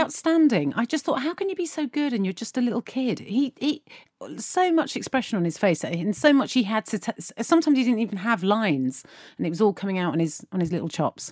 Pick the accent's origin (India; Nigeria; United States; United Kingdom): United Kingdom; as British people